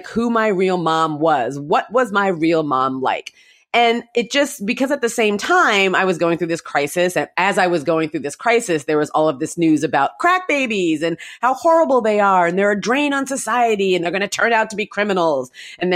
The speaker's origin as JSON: {"language": "English", "town": "Mountain View", "region": "California", "country": "United States", "tie": "born or raised there", "said": "I was born in Mountain View, California, and I live kind of close to Mountain View, California now."}